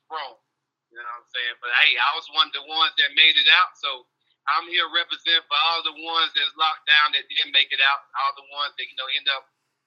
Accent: Atlanta, Georgia, United States; Born and bred in Atlanta

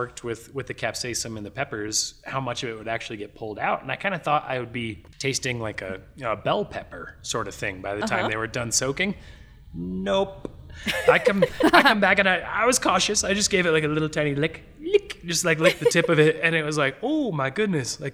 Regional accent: Albuquerque, New Mexico, United States; I grew up on that stuff. Growing up in Albuquerque.

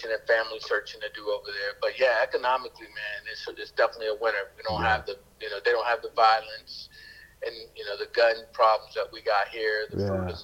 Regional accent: Germany; moved away; I was born in Germany. I spent most of my time in Germany

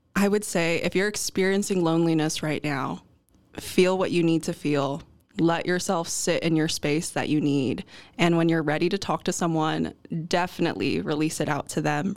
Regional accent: United States; first language English; moved away as an adult; now in Netherlands; I'm leaving a country where my parents immigrated from.

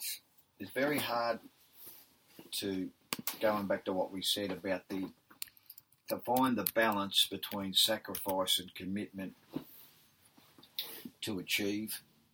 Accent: Victoria, Australia; moved away as an adult; I moved to Perth, Central Coast, when I was from Victoria in the Army

